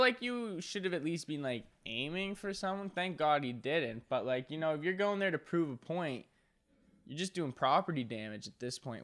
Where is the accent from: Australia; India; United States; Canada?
Canada; Nova Scotia; I'm from Nova Scotia